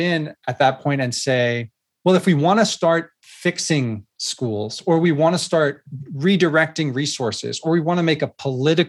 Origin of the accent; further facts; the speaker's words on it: California, United States; my home state of California